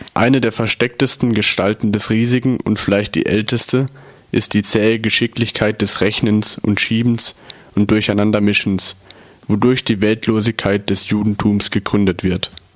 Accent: Milan, Lombardy, Italy; German is a second language; moved away as an adult; now in Freiburg, Germany; Ich komme auch aus Mailand und äh, da Deutsch nicht meine Muttersprache ist

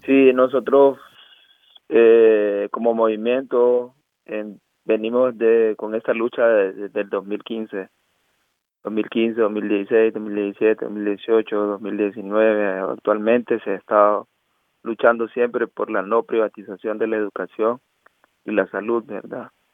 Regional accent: Choluteca, Honduras; moved away as an adult; now in Stralsund, Germany; soy de, de Honduras, de Choluteca

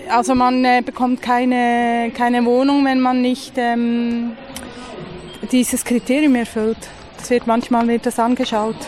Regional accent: Switzerland; Bei uns in der Schweiz

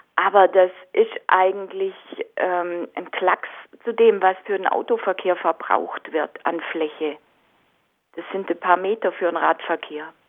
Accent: Au, Baden-Württemberg, Germany; ich bin aus Au

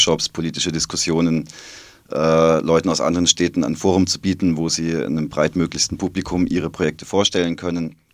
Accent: Fribourg, Switzerland; Äh, ich komme aus Freiburg, das andere Freiburger. Und da habe ich mir gedacht, ich mache mal Freiburg-Freiburg.

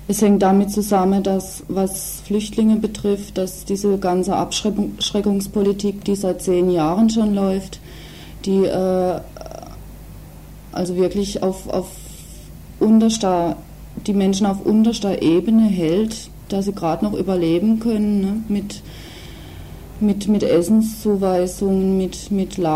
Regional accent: West Germany, Germany; hier als ähm, Westdeutsche oder Westdeutscher, welche Rolle wir hier auch spielen in diesem Spiel

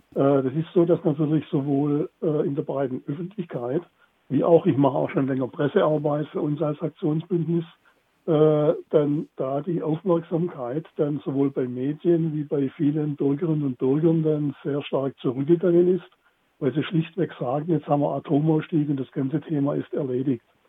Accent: Baden-Württemberg, Germany; bei uns in Baden-Württemberg

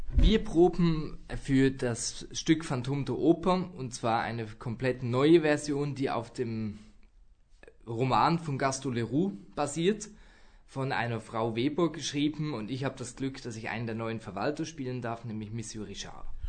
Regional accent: Zurich, Switzerland; moved away; Und am 18. Januar geht's dann in meine Heimat, das sind wir im Volkshaus in Zürich.

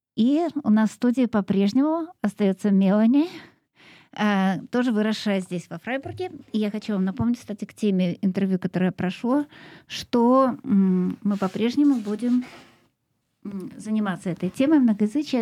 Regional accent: Moscow, Russia; я из России, и большую часть своей жизни прожила в Москве

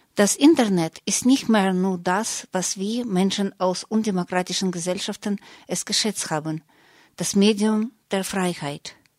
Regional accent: Russia; now in Germany; in Russland, wo ich herkomme, und auch hier in Deutschland, wo ich lebe

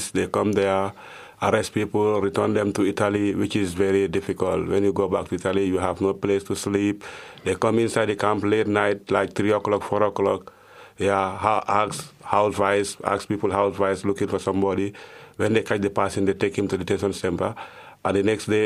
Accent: Gambia; moved away as an adult; now in Germany; from Gambia.

